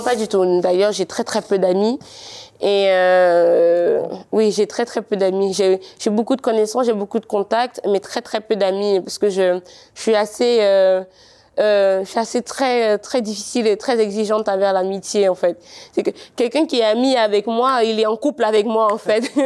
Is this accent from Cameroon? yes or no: yes; Cameroon; accent: Cameroonian; moved away as an adult; now in France; J'avais encore tout mon accent camerounais